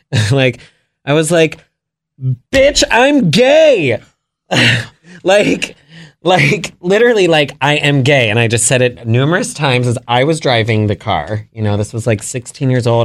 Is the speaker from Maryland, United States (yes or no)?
yes; Potomac, Maryland, United States; grew up in Potomac, Maryland